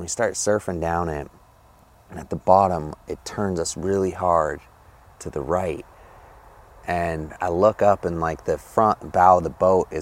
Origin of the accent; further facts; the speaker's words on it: Homer, Alaska, United States; I grew up here in Homer, Alaska, born and raised